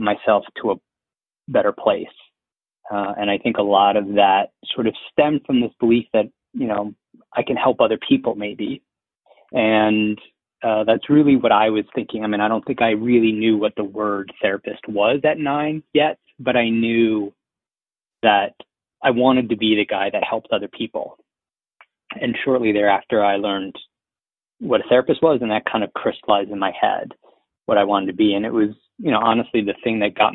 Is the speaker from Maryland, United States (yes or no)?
no; Philadelphia, Pennsylvania, United States; I was born in Philly